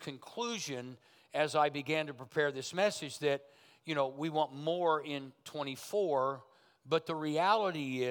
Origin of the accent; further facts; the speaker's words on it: Berry Hill, Oklahoma, United States; I come from Berry Hill, Oklahoma